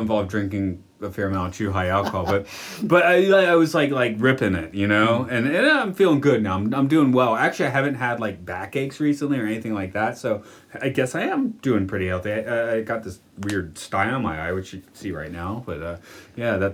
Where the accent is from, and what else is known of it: Atlanta, Georgia, United States; now in Japan